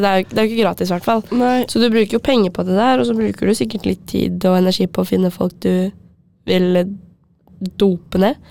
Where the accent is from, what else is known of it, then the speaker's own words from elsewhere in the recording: Asker, Akershus, Norway; jeg er fra Asker